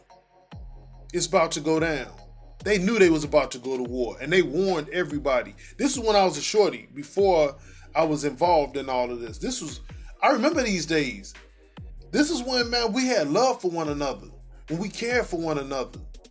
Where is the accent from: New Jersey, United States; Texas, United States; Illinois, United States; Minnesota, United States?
Illinois, United States; Chicago; I was born in Roseland, but I didn't grow up in Roseland. But I ran in them areas